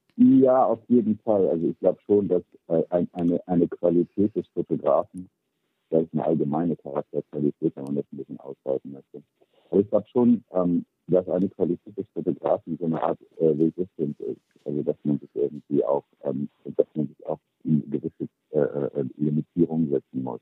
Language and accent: German; Bremen, Germany; moved away as an adult; also born or lived in New York / Paris; ich bin geboren in Bremen, bin aber mit 18 dann nach New York und bin seitdem ähm, relativ wenig in Deutschland